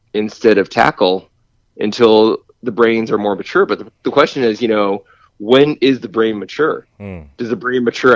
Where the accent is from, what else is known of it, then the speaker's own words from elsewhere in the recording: Boston, Massachusetts, United States; moved away as an adult; also born or lived in California; now in Burbank, United States; born and raised in Boston.